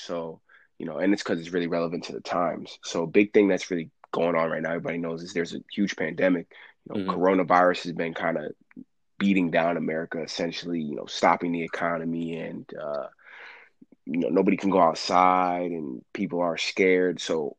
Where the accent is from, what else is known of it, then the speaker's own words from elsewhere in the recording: Connecticut, United States; I'm from Connecticut